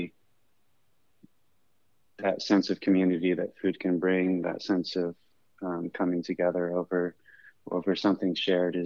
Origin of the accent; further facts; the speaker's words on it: Northern California, United States; now in Chicago, United States; I grew up in Northern California